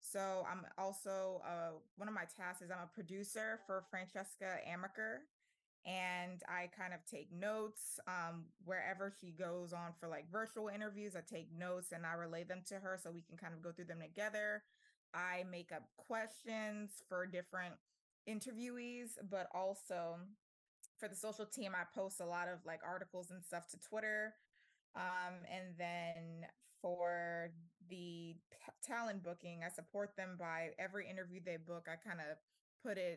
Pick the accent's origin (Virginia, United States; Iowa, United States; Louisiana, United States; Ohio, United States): Louisiana, United States; New Orleans; moved away as an adult; also born or lived in Tuskegee, Alabama; now in Los Angeles, United States; I'm born and raised in New Orleans